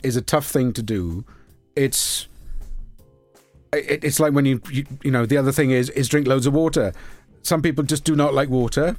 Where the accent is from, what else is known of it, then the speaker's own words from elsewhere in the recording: Baglan, Wales, United Kingdom; I was brought up in Baglin and we had God's Fountain for us.